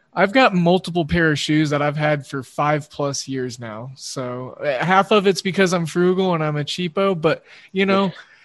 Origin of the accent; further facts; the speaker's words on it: Wichita, Kansas, United States; now in Oklahoma City, United States; I graduated from the same high school as Barry Sanders up in Wichita.